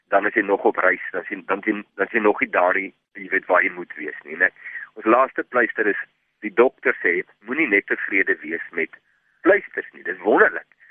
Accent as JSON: {"language": "Afrikaans", "town": "Vredendal", "region": "Western Cape", "country": "South Africa", "said": "Ek kom uit Vredendal uit."}